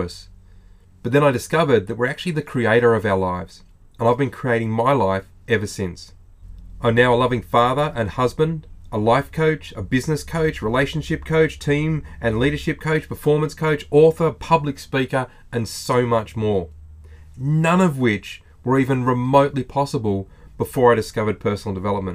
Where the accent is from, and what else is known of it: Australia